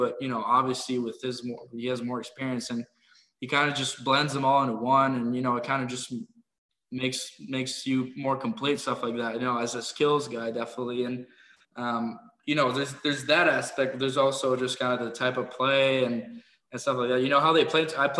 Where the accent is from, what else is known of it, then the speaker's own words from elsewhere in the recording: Switzerland; also born or lived in Houston, United States; I was born in Houston, but, you know, I stayed there like 5 months, 8 months probably. And then we moved to Switzerland. So, you know, kind of just growing up there.